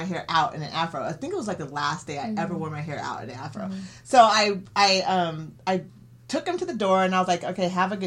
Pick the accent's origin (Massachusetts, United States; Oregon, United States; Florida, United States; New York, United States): Oregon, United States; Eugene; also born or lived in Houston, Texas; growing up in Eugene